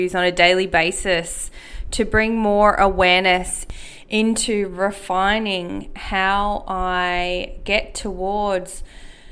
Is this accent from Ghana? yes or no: no; Australia; I carried the feeling that I wasn't Māori enough. Growing up in Australia